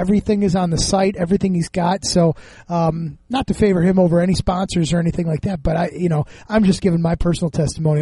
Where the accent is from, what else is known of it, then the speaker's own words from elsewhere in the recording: United States; We're American